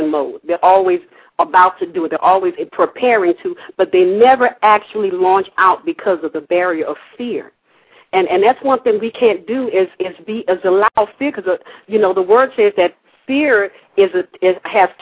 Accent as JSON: {"language": "English", "region": "Louisiana", "country": "United States", "tie": "born or raised there", "said": "living in the South, growing up in Louisiana, as in the Gulf Coast, we call it the bottom of the boot"}